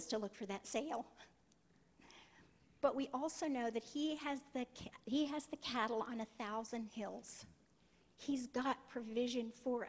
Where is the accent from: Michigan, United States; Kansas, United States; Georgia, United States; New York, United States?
Kansas, United States; I'm from Kansas.